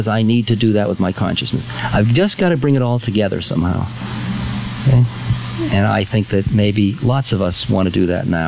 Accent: United States; I'm an American

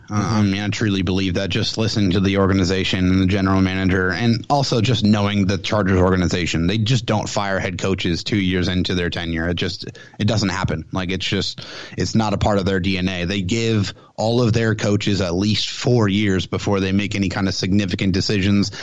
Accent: San Diego, California, United States; moved away as an adult; now in Temple, United States; I am from San Diego, California. So I was born and raised in San Diego.

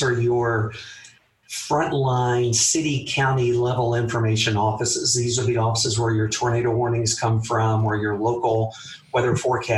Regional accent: Memphis, Tennessee, United States; also born or lived in Atlanta; growing up in the Memphis area

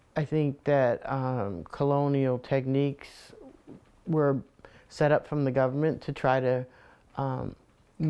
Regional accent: Warwick, Rhode Island, United States; growing up in Warwick

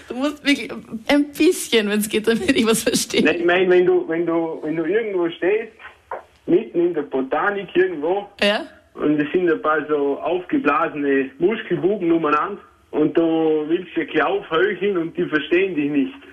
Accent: Vorarlberg, Austria; accent: Vorarlberger Dialekt; ich für mich als Vorarlberger

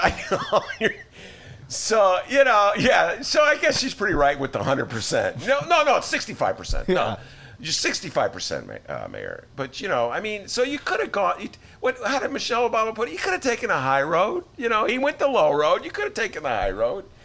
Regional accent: Evanston, Illinois, United States; now in Chicago, United States; I'm not from Chicago. So, you know, I never swore before I came to the city. I was from Evanston

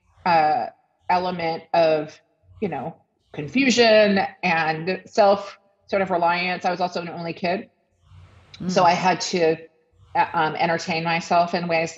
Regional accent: Washington, District of Columbia, United States; moved away; also born or lived in Olympia; growing up in Washington, D.C.

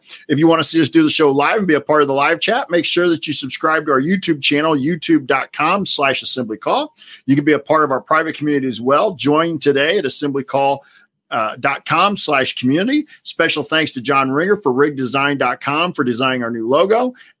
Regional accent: Rushville, Indiana, United States; I grew up in Rushville.

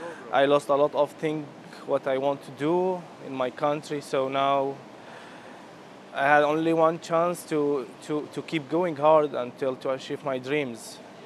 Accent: Syria; now in Turkey; My life in Syria, it was very nice before the war.

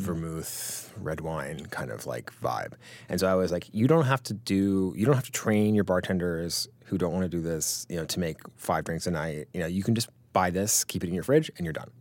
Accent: Greenwich, Connecticut, United States; I grew up in Grand Connecticut

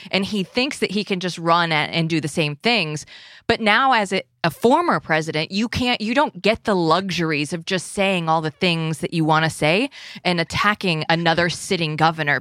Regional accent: Iowa, United States; growing up in Iowa, listening to Steve Dace forever

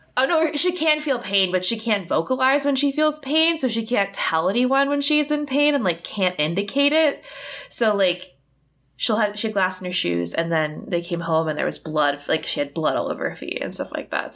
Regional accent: United States; I'm an American.

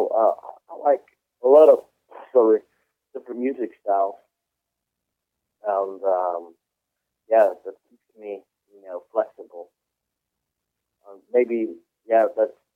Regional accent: Switzerland; English is a second language; I grew up in Switzerland. I was adopted by Swiss. That's why I speak perfectly Swiss German.

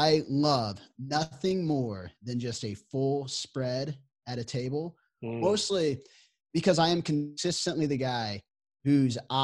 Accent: Midwest, Kansas, United States; as a Midwesterner to my core

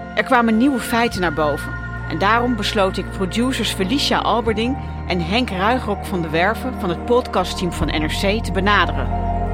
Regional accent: Netherlands; born or raised there

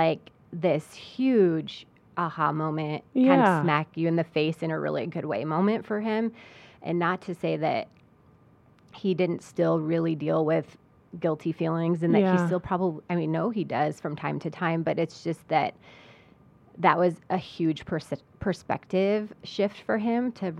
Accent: Geneseo, New York, United States; I love our town. And I grew up in Geneseo, and it's an amazing place.

